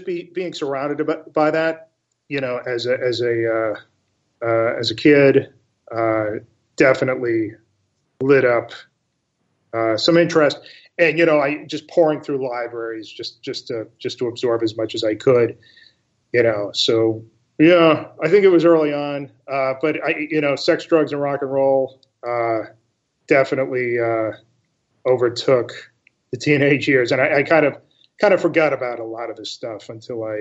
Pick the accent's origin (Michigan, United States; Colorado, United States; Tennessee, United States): Colorado, United States; Castle Rock; moved away; also born or lived in Massachusetts; I grew up in both Colorado and Massachusetts